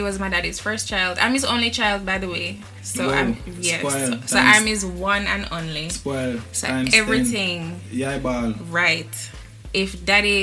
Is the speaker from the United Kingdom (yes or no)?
no; Mandeville, Manchester, Jamaica; moved away as an adult; now in Kingston, Jamaica; I'm from Mandeville.